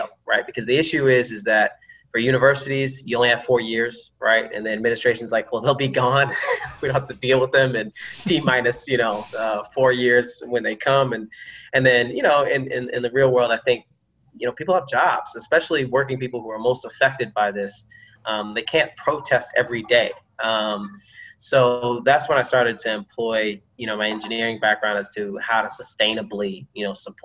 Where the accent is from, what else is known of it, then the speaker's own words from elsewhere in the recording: Georgia, United States; I come from the South, from Georgia, and it's a place, even when you're young, you quickly, you know, come to know who you are